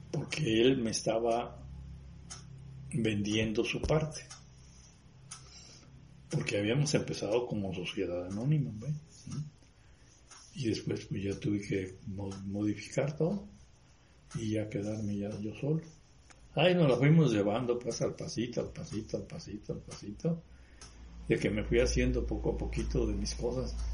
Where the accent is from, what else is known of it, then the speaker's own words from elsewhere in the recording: La Piedad, Michoacán, Mexico; Sí, pues fue en el 98 cuando yo me vine de La Piedad. y Y 98, 99, ya aquí.